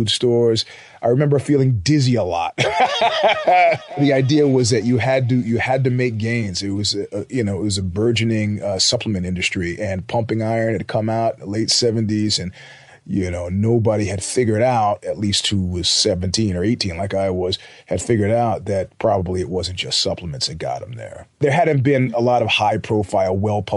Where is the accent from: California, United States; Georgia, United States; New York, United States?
New York, United States; I grew up in New York